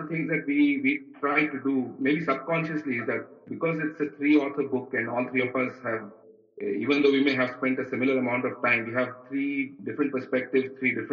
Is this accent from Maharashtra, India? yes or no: yes; Mumbai, Maharashtra, India; moved away as an adult; I am a boy from Bombay. I've kind of seen Bombay grow through the years